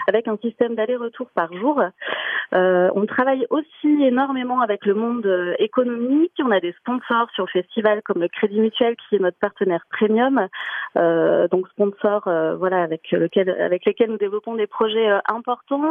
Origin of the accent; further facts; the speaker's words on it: Massif Central, France; chez nous dans le Massif central